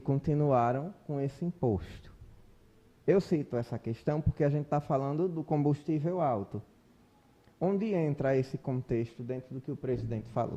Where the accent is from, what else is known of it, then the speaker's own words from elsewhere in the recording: Brazil; embora eu entenda como brasileiro